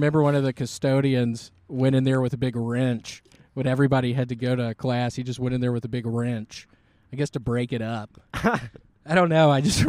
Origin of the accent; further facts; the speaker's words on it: Memphis, Tennessee, United States; In Memphis, Tennessee.